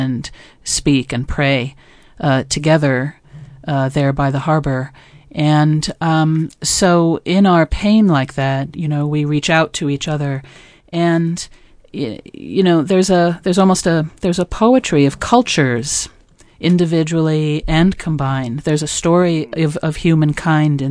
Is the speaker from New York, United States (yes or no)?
yes; New York, United States; moved away as an adult; now in Maine, United States; I'm a New Yorker, born and raised